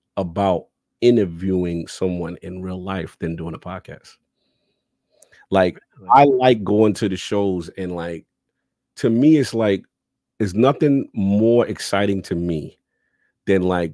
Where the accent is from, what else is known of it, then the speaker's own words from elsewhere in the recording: New York City, New York, United States; I'm a kid from the South Bronx